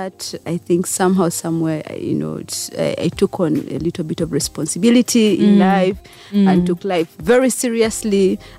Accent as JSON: {"language": "English", "area": "Kumi district", "region": "Eastern Region", "country": "Uganda", "tie": "born or raised there", "also_born_or_lived": "Soroti, Uganda", "said": "I was born in Soroti, okay. In Soroti town. Mm-hmm. I grew up in Kumi district."}